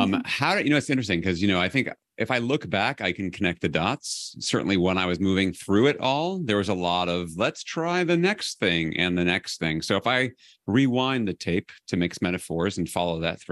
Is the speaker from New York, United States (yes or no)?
yes; New York City, New York, United States; I grew up in New York City